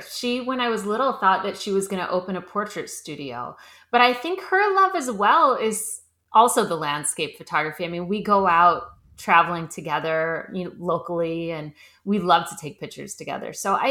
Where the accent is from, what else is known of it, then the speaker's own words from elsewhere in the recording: Cleveland, Ohio, United States; moved away as an adult; now in Los Angeles, United States; No, I grew up in Cleveland, Ohio. Oh, right, Ohio. Cleveland. Mm-hmm. And then right after high school, I moved to LA.